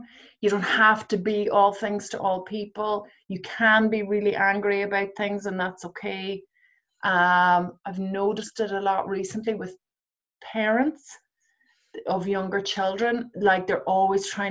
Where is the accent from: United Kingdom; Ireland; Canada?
Ireland; as Irish women